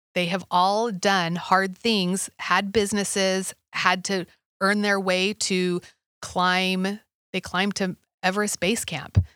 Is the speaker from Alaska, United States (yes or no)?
yes; Alaska, United States; I grew up in Alaska